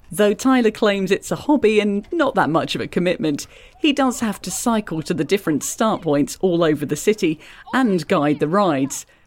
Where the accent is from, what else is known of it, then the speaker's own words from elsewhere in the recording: Ottawa, Ontario, Canada; I grew up in Ottawa. I've been here all my life